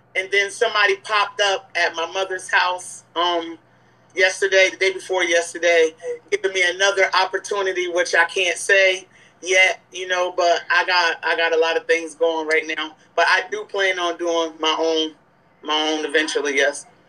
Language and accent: English; Newburgh, New York, United States; I'm from Newburgh, New York.